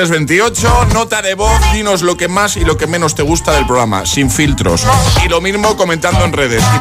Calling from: Valencia, Valencian Community, Spain; de {S4} Valencia

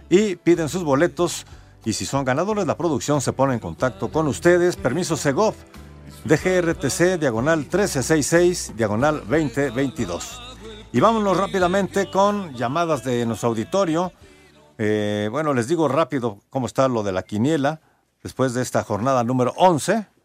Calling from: Pachuca, Hidalgo, Mexico; Buenas noches amigos de Espacio Deportivo … de Pachuca.

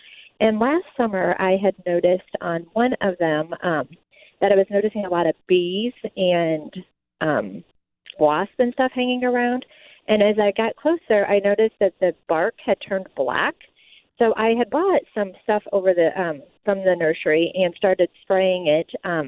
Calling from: Chesterfield, United States; I'm calling from Chesterfield, and I have a question.

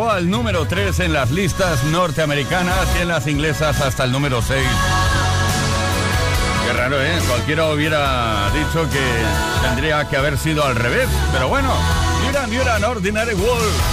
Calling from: Valencia, Valencian Community, Spain; Buenas tardes, Fliquis. Eh … de Valencia.

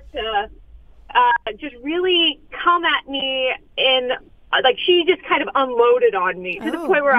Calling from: Los Angeles, California, United States; I'm calling from Los Angeles.

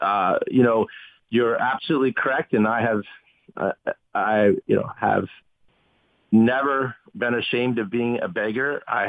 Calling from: Haiti; Yes, I'm calling you from Haiti.

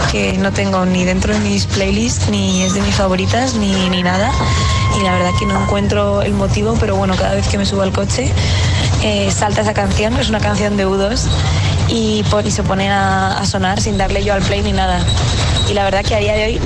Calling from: Madrid, Community of Madrid, Spain; Soy … de Madrid

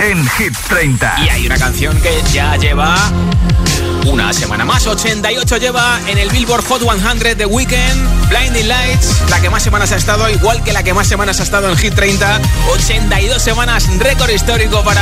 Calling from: Madrid, Community of Madrid, Spain; Hola, … … de Madrid

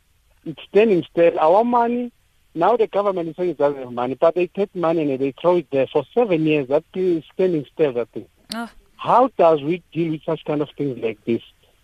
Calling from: Soweto, Gauteng, South Africa; I'm calling from Protea Glen Extension 11.

